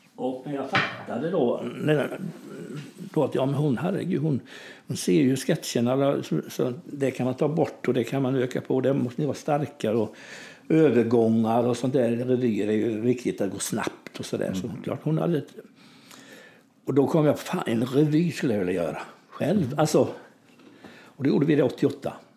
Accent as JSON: {"language": "Swedish", "town": "Kalv", "region": "Västra Götaland", "country": "Sweden", "tie": "born or raised there", "said": "i min hemby då som heter Kalv, där jag är född"}